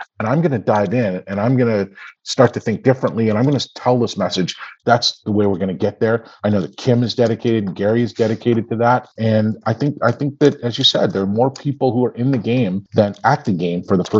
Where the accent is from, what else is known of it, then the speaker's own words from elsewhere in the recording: Canada; now in United States; I've had some of it because I grew up in Canada, right?